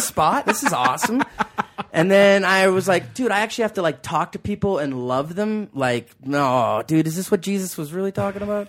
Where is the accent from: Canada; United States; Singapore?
Canada; Calgary, Alberta; also born or lived in Australia; we all grew up there. My mom and dad met on the same block.